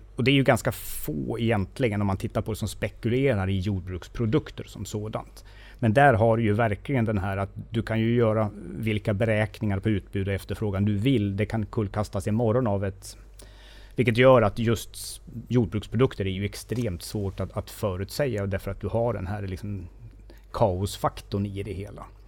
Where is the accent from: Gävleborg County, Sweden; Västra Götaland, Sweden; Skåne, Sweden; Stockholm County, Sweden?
Gävleborg County, Sweden; Sandviken; jag är från Sandviken